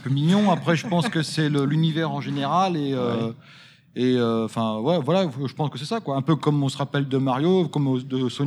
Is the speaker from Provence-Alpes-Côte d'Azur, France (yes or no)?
no; Vigneux-sur-Seine, Île-de-France, France; je suis de Vigneux-sur-Seine.